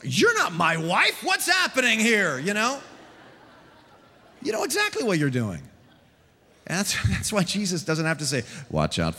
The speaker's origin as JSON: {"language": "English", "town": "San Jose", "region": "California", "country": "United States", "tie": "born or raised there", "said": "We grew up over on the Las Gatas border of San Jose there"}